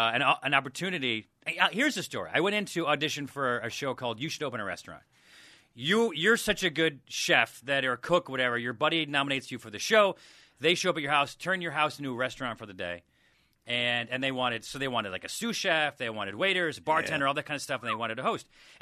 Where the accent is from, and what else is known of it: Syracuse, New York, United States; now in Los Angeles, United States